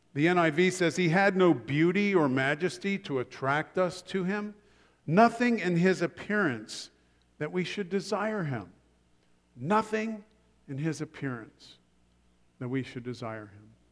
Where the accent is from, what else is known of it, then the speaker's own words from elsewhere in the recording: Columbus, Ohio, United States; moved away; back in Columbus, Ohio, which is my hometown